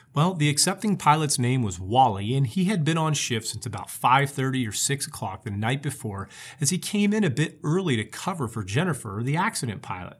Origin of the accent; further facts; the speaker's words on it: Oklahoma, United States; here in my home state of Oklahoma